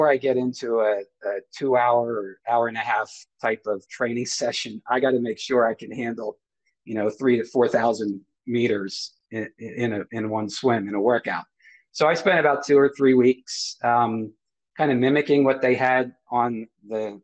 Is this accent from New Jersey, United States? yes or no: yes; New Jersey, United States; I'm from the States, New Jersey State